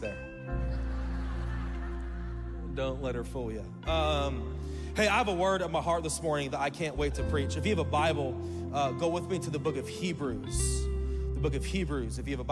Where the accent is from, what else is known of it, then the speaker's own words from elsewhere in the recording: Oregon, United States; I'm from Oregon